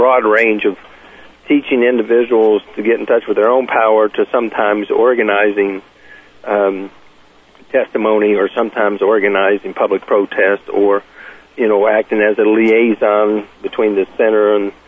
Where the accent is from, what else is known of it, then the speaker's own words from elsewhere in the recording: the South, United States; I was born and raised in the South